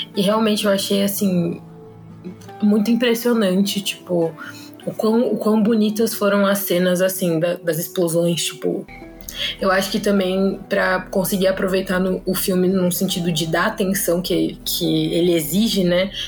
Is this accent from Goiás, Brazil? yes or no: no; Sorocaba, São Paulo, Brazil; sou de Sorocaba